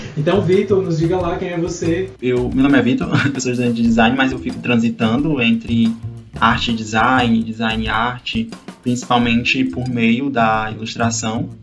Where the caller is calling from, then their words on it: Pacajus, Ceará, Brazil; Eu falo de Pacaju e Ceará